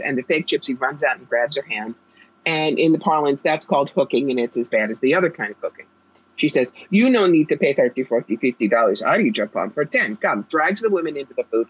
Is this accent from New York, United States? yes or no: yes; New York, United States; now in Albany, United States; I'm a New Yorker.